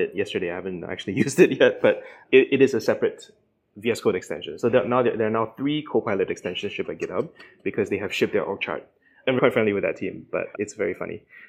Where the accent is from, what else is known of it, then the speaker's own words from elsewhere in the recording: Singapore; accent: Singaporean; It's the first time I'm podcasting with my Singaporean accent.